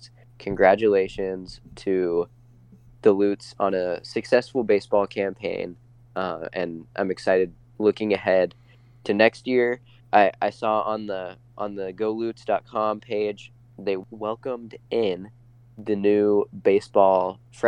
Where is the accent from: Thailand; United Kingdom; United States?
United States; Spokane, Washington; I'm from Spokane